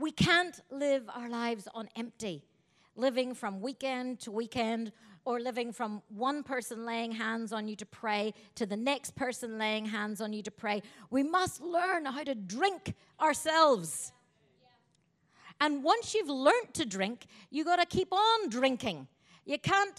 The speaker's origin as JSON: {"language": "English", "region": "Northern Ireland", "country": "United Kingdom", "tie": "born or raised there", "said": "My hometown in Northern Ireland"}